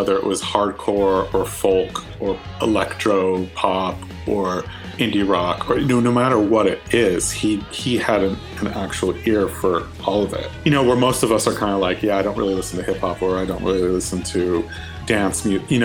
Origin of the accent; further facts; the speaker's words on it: Southern California, United States; moved away as an adult; also born or lived in Seattle; I grew up in Southern California